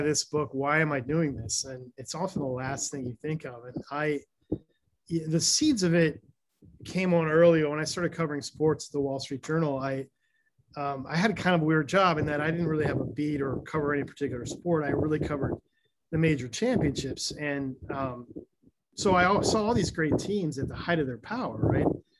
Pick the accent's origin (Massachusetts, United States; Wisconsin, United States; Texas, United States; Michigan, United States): Michigan, United States; Ann Arbor; when I was young, I grew up in Michigan, Ann Arbor, Michigan